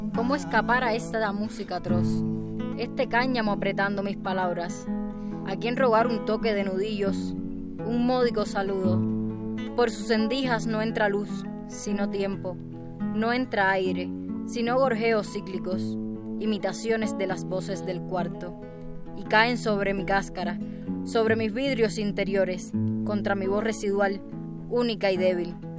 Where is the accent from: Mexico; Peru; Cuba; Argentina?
Cuba; soy repentista cubana